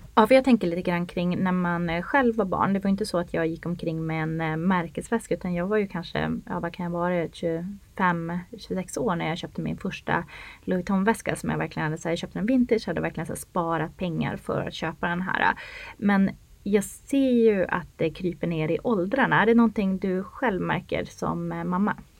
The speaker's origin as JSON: {"language": "Swedish", "region": "Norrland", "country": "Sweden", "tie": "born or raised there", "moved": "as an adult", "lives_now": "Stockholm, Sweden", "said": "Jag är ju uppväxt i Norrland"}